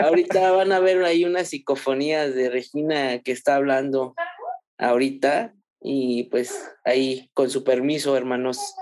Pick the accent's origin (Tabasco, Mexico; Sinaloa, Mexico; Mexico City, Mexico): Mexico City, Mexico; also born or lived in Ciudad Juárez, Chihuahua; yo soy de la Ciudad de México y pues actualmente vivimos aquí en la Ciudad de México